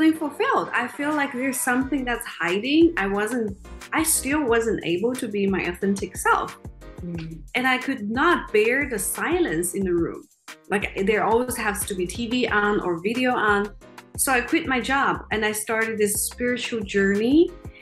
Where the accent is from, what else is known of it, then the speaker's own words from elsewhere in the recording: China; moved away; I grew up in China in a relatively poor family